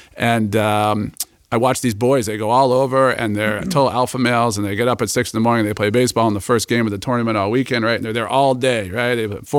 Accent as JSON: {"language": "English", "town": "Boston", "region": "Massachusetts", "country": "United States", "tie": "born or raised there", "moved": "as an adult", "said": "I'm from Boston, definitely Boston sports kid, grew up, you know, playing all sports"}